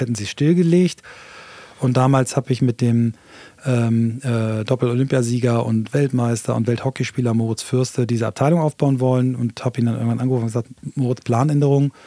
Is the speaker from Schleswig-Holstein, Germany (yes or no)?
yes; Flensburg, Schleswig-Holstein, Germany; moved away; also born or lived in London / Hamburg; ich bin also in Flensburg geboren, ähm, Marinestadt